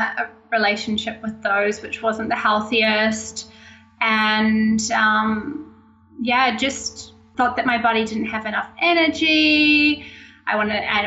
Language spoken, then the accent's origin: English; Auckland, New Zealand; I'm from New Zealand, Auckland, New Zealand